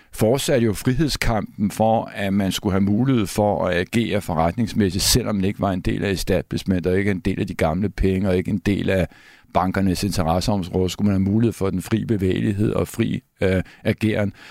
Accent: Copenhagen, Capital Region of Denmark, Denmark; jeg er opvokset på Christianshavn

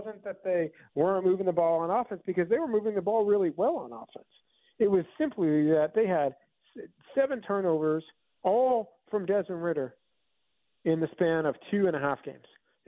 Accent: New York, United States; two schools, two towns that I'm familiar with from growing up on Long Island.

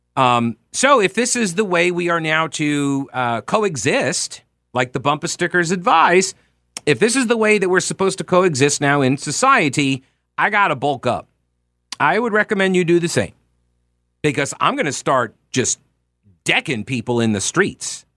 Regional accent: United States; I'm American.

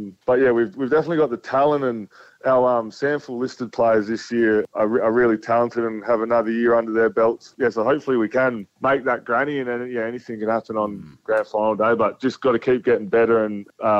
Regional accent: Williamstown, South Australia, Australia; I'm a Williamstown boy, I played for Barossa Districts Footy Club growing up.

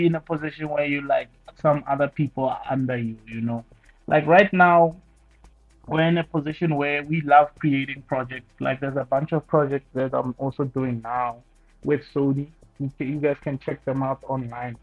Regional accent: South Africa; born or raised there

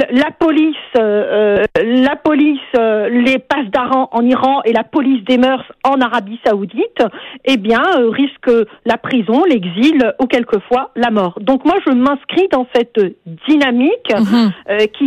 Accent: Algeria; now in Canada; je viens moi-même d'Algérie

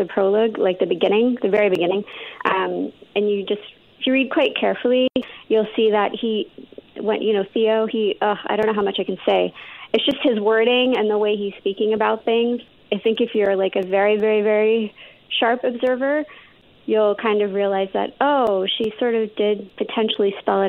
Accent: Canada; also born or lived in London / India (ancestry); I grew up in Canada, but like my parents are from India, and then we grew up mostly in London before coming over to Canada

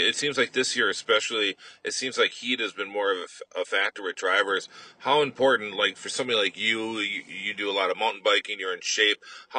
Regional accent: Milwaukee, Wisconsin, United States; accent: Wisconsin; That's my Wisconsin accent

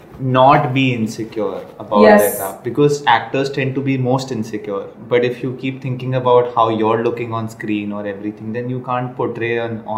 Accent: Delhi, India; I'm from Delhi

